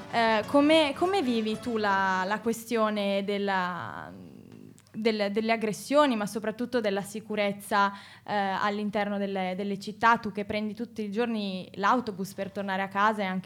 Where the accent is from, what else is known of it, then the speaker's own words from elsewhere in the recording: Pavia, Lombardy, Italy; Poi soprattutto anche io sono di Pavia